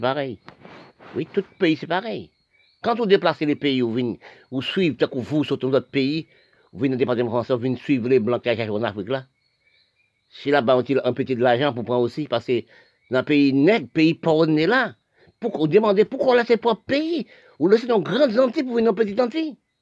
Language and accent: French; Haiti; also born or lived in French Guiana; je suis né en Haïti. Oui, je suis en Haïti, je parle aussi de mon pays.